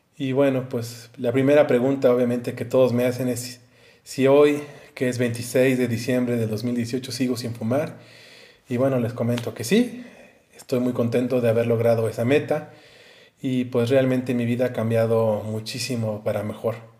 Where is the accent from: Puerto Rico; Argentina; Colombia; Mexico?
Mexico; yo soy de México